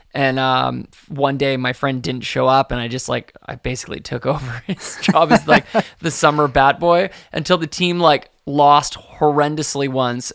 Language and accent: English; Victoria, British Columbia, Canada; also born or lived in Ottawa; when I was really young, um, we moved across Canada from Ottawa to, to Victoria